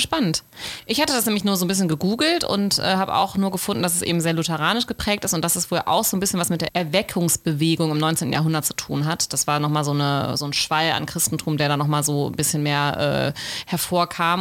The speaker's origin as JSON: {"language": "German", "country": "Germany", "said": "wie bei uns in Deutschland"}